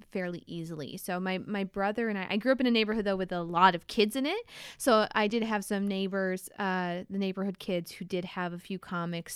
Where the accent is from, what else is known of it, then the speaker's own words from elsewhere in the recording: Fulton, New York, United States; moved away as an adult; now in Bellingham, United States; I'm originally from, uh, upstate New York